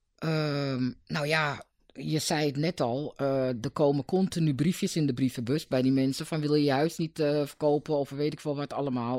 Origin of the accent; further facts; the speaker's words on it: Amsterdam, North Holland, Netherlands; ik ben niet geboren in Noord, maar toen ik een paar dagen oud was, ging ik naar Noord